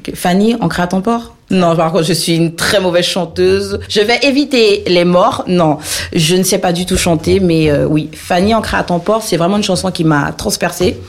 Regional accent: French Guiana; moved away as an adult; also born or lived in Saint-Brieuc, France / Paris, France / Oise, France; now in Toulouse, France; je suis originaire de la Guyane

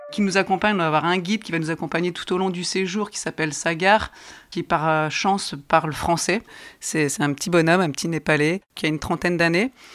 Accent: the North, Hauts-de-France, France; Je suis native du Nord

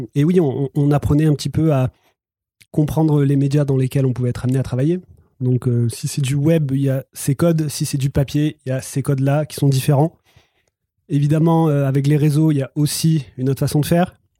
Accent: the South, southern France, France; je viens, du Sud, peut-être que ça s'entend

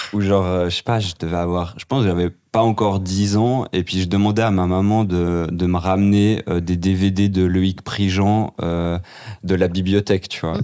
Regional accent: Geneva, Switzerland; j'ai grandi ici à Genève

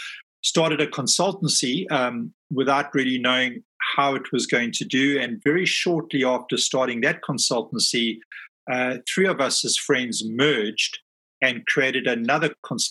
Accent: South Africa; moved away as an adult; now in London, United Kingdom; I'm based in London, but I'm a South African. I've only been living in London for the last 5 years.

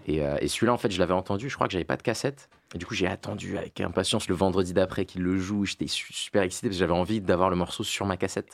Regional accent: La Défense, Île-de-France, France; moi j'ai grandi à La Défense

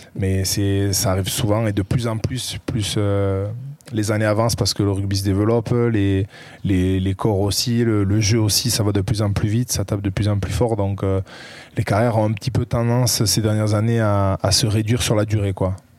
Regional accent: Saint-Pée-sur-Nivelle, Nouvelle-Aquitaine, France; moved away as an adult; also born or lived in Bayonne / Toulon; now in Carqueiranne, France; je suis né à Bayonne le 11 mai 93 et euh, j'ai grandi euh, à Saint-Pé-sur-Nivelle.

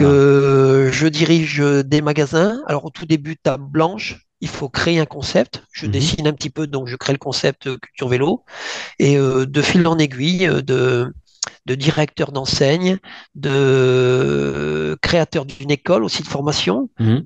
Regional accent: northern France, France; je suis originaire du nord de la France.

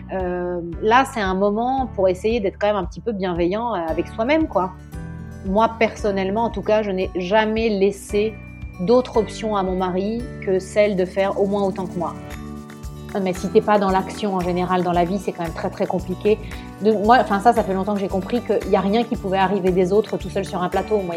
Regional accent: Nice, Provence-Alpes-Côte d'Azur, France; also born or lived in Paris; now in Italy; Je suis normande, mais j'ai grandi dans le sud de la France, à Nice. J'ai fini mes études à Paris, j'ai commencé à travailler à Paris

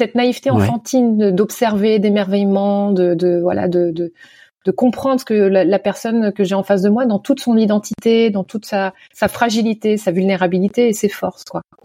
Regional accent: Nantes, Pays de la Loire, France; moved away; also born or lived in Canada; depuis mon retour en France, dans ma ville natale à Nantes, il y a cinq ans

